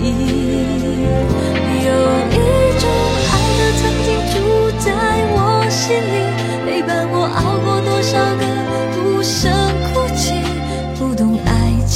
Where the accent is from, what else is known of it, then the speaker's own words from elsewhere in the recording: Singapore; 我是来自新加坡的